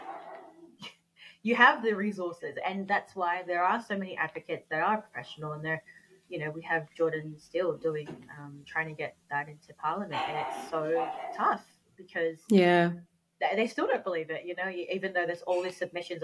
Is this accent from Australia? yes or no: yes; Australia; I'm Australian, I grew up here, born and bred here